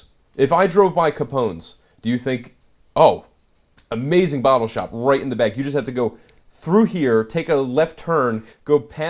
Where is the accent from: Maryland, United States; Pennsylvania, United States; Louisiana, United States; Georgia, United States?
Pennsylvania, United States; Philadelphia; I'm actually Philly.